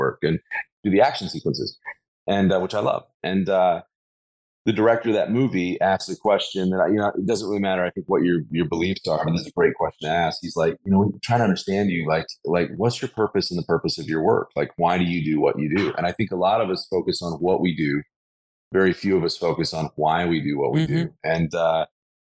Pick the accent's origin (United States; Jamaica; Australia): United States; Birmingham, Alabama; from the South, born and raised in Birmingham, Alabama